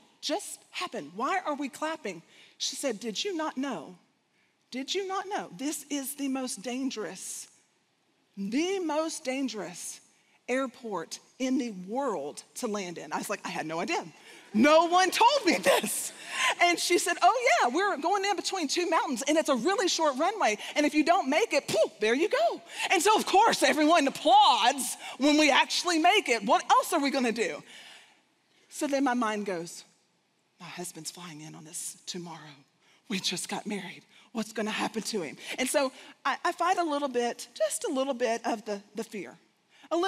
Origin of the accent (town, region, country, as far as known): Texas, United States; accent: Southern / Texas